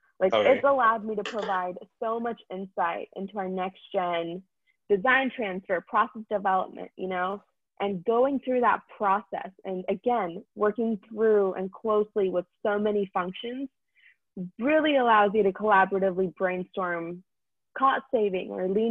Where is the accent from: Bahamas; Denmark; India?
India; now in United States; I'm Indian